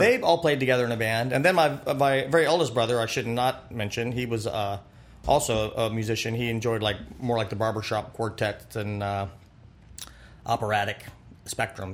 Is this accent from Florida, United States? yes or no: yes; Pompano Beach, Florida, United States; also born or lived in Fort Lauderdale, Florida / Ocala, Florida; I grew up in Pompano Beach, Fort Lauderdale area, adjacent Deerfield Beach, mm-hmm. and uh, yeah, South Florida